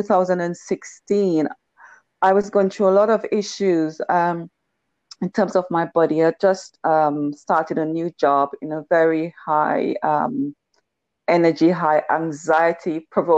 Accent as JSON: {"language": "English", "region": "Tobago", "country": "Trinidad & Tobago", "said": "I was from Tobago"}